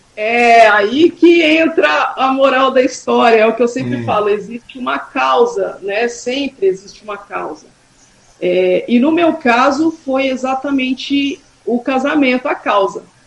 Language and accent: Portuguese; Suzano, São Paulo, Brazil; also born or lived in Guarulhos / São Miguel Paulista; é uma escola que eu estudei até a minha oitava série, né, então eu cresci lá até os meus 14 anos eu, eu estive no Gardênia